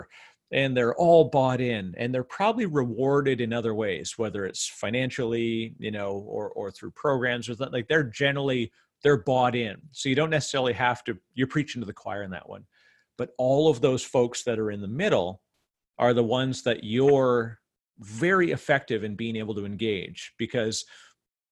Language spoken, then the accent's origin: English; Canada; as a Canadian